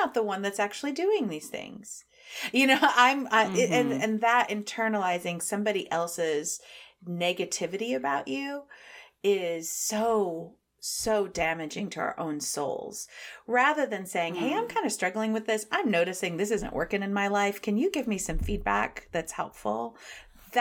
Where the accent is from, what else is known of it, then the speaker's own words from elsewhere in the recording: Midwest, United States; we're from the Midwest